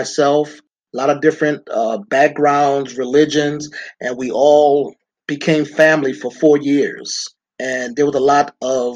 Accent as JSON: {"language": "English", "town": "New York City", "region": "New York", "country": "United States", "tie": "born or raised there", "said": "I grew up in Brooklyn, New York, in the quote unquote inner city"}